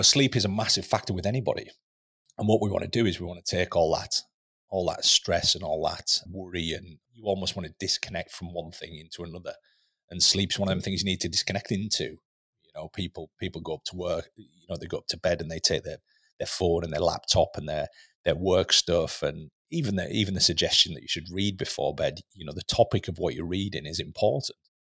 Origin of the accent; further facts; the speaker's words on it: Lake District, North West England, United Kingdom; moved away; growing up in the Lake District, you know, in a tiny little village in the Lake District